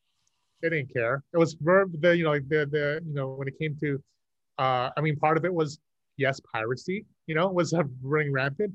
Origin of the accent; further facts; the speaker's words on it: Vietnam; I mean, you know, I am Vietnamese. I'm not a Vietnamese citizen. I know I was born and raised in Vietnam.